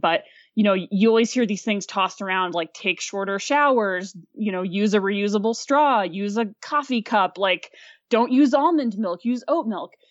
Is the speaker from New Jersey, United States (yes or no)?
no; Fayetteville, Arkansas, United States; born or raised there; moved away; also born or lived in Aspen, Colorado